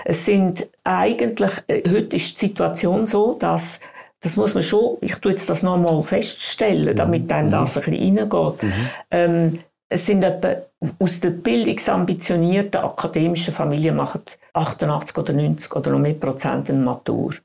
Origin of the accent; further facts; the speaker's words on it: Switzerland; bei uns in der Schweiz